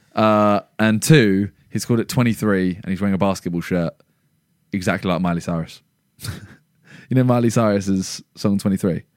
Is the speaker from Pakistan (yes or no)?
no; England, United Kingdom; we're English